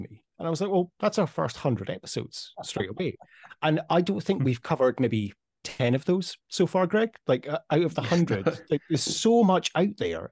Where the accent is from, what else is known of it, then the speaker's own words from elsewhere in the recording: Scotland, United Kingdom; moved away as an adult; also born or lived in Dubai; now in Amsterdam, Netherlands; we're both so proud to be Scottish